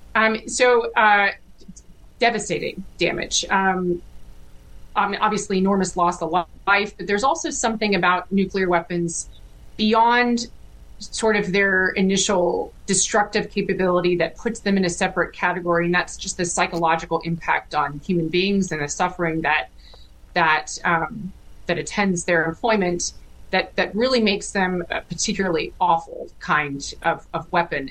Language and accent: English; Fredericktown, Ohio, United States; I grew up in a small town in Ohio. Um, it's a farming town, um, small little town with two stoplights, and called Fredericktown, Ohio, in Knox County